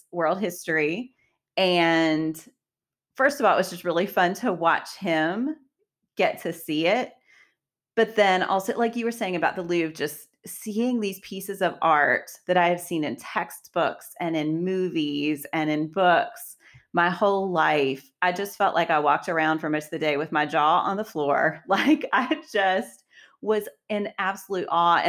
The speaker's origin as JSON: {"language": "English", "region": "West Virginia", "country": "United States", "tie": "born or raised there", "said": "I grew up in West Virginia"}